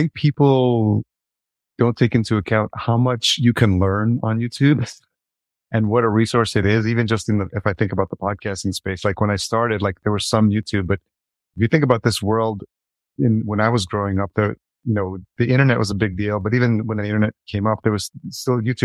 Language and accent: English; New York, United States; I grew up in New York and I lived in New York City.